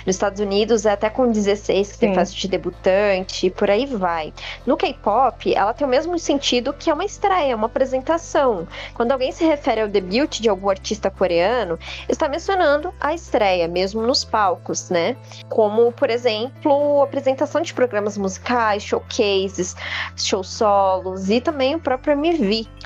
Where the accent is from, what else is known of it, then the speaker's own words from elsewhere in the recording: Brazil; nós brasileiros